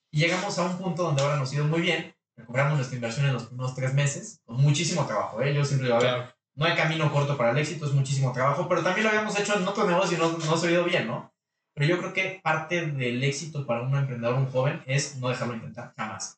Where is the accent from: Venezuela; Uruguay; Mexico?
Mexico; los mexicanos somos, los latinos somos muy emocionales